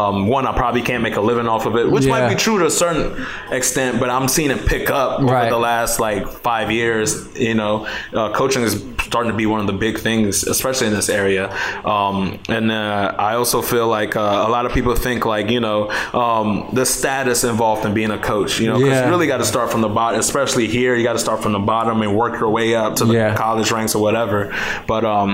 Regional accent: Cameroon; now in United States; I'm from Cameroon, where soccer is really, really big, and I come over here

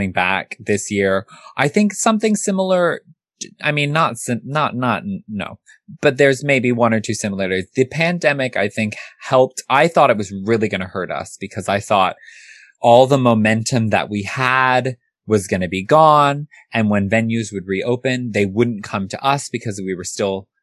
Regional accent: California, United States; now in London, United Kingdom; I grew up in California, surrounded by Asian people.

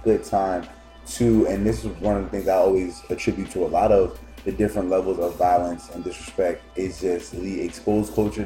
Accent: Newark, Delaware, United States; I grew up in Newark, but I had family that lived over Northside

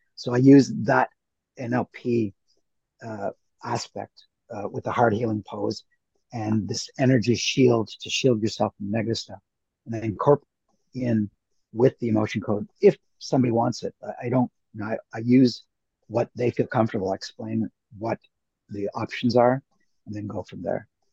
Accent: Canada; also born or lived in India / Toronto / United States; I did most of my growing up in Canada, a little bit in the states

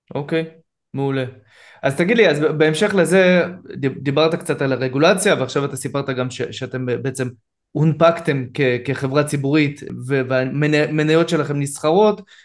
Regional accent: Israel; אני כישראלי

